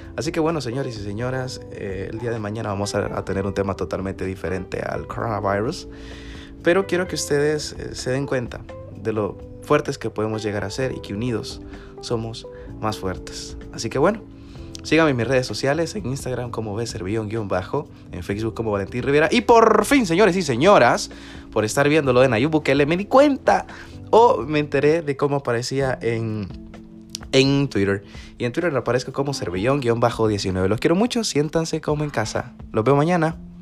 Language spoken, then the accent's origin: Spanish; El Salvador; como salvadoreños. Somos fuertes, somos cachimbones